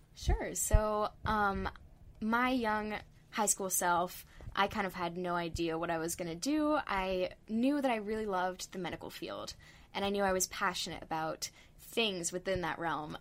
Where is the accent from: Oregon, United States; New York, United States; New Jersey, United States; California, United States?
California, United States; Northern; I'm originally from Northern California